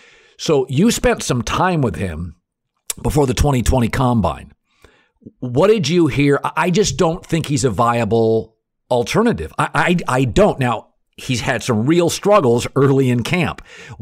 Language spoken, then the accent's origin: English; Pacific Northwest, United States; he knew I was from the Pacific Northwest.